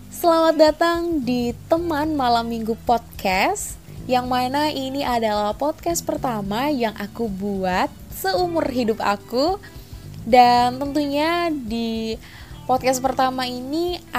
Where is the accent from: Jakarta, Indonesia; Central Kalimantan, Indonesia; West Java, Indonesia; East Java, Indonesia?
Central Kalimantan, Indonesia; Palangkaraya; born there; now in Surabaya, Indonesia; Aku lahir di Kota Palangkaraya, Kalimantan Tengah pada 6 Desember tahun 2000.